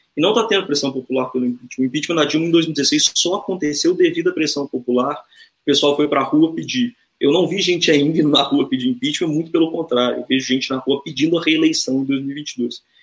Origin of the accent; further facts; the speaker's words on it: Brazil; also born or lived in Minas Gerais; a gente tem orgulho de ser brasileiro